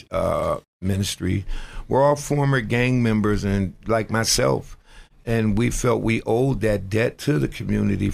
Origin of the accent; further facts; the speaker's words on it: Buffalo, New York, United States; moved away as an adult; now in Erie, United States; I grew up in Buffalo, New York, and I had lived in Erie actually a couple times